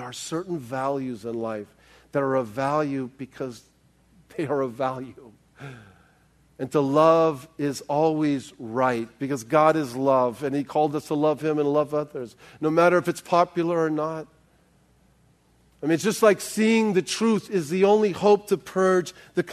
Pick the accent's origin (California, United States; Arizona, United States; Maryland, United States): California, United States; South Bay; I grew up in the South Bay